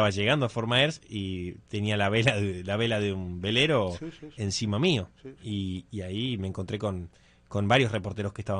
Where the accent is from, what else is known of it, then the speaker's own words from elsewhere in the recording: Argentina; ¿de dónde sos? De Argentina.